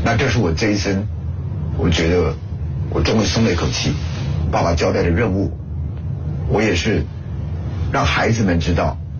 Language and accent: Chinese; Nanchong, Sichuan, China; now in Taiwan; 就像我的家乡有七八百万人，你看着他们的生活啊的进步